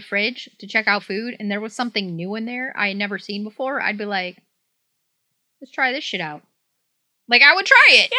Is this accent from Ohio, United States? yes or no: no; Detroit, Michigan, United States; moved away; I grew up in Southeast Michigan, like Detroit area